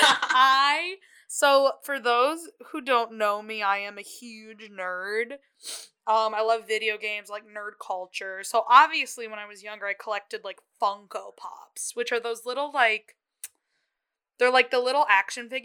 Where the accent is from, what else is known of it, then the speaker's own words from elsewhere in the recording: Rochester, United States; now in Brooklyn, United States; I'm from Rochester